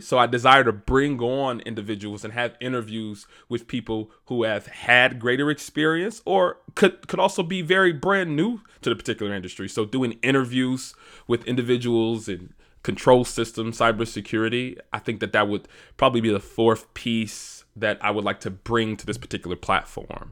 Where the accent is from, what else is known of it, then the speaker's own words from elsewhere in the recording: Detroit, Michigan, United States; born and raised in Detroit, Michigan